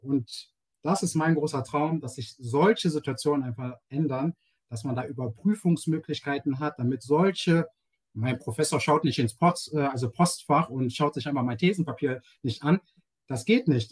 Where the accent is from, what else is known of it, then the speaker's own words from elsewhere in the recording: Germany; Ich bin in Deutschland geboren als, ähm, als äh, POC, ähm, hm, als Black Person in Germany, äh, Afro-German. Und ähm, ich fühle mich als Deutscher